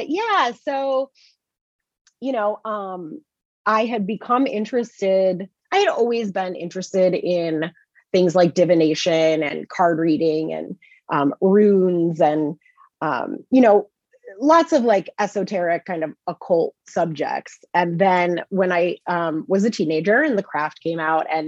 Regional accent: Chicagoland suburbs, Illinois, United States; moved away as an adult; also born or lived in Boston; now in Salem, United States; I am from the Midwest originally. I grew up in the Chicagoland suburbs, and I moved out to Salem 12 years ago

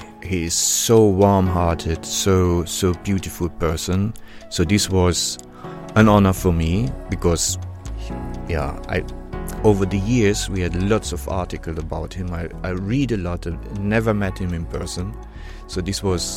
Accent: Warstein, North Rhine-Westphalia, Germany; English is a second language; moved away as an adult; also born or lived in Bielefeld; I was born in Sauerland, in Warstein.

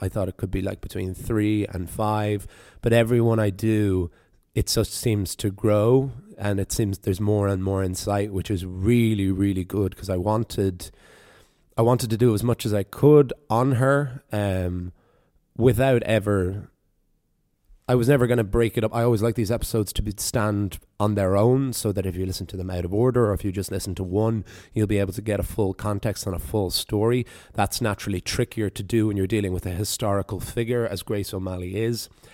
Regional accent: the East Coast of Ireland, Ireland; my own experiences of growing up in the East Coast there

